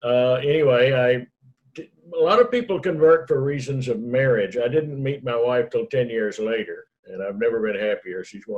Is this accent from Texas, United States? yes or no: yes; Killeen, Texas, United States; also born or lived in Dallas, Texas; I was in my hometown of Killeen, Texas, near Fort Hood